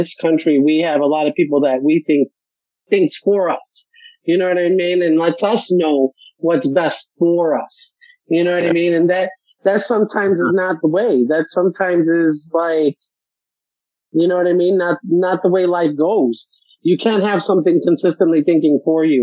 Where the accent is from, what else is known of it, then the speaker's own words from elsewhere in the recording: Chicago, Illinois, United States; moved away; I'm from Chicago